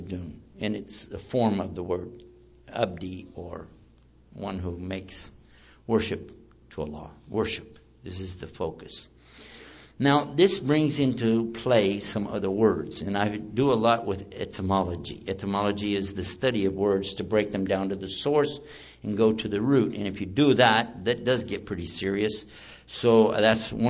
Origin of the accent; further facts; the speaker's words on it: Texas, United States; I'm from Texas